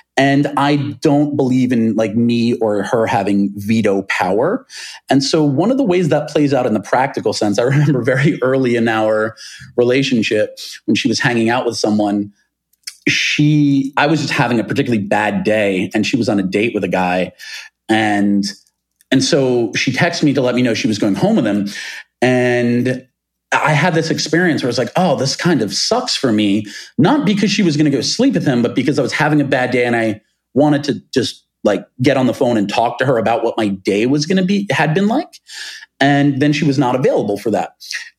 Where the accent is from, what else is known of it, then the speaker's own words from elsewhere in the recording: New York, United States; Most of the friends with whom I grew up on Long Island, they no longer live in New York City.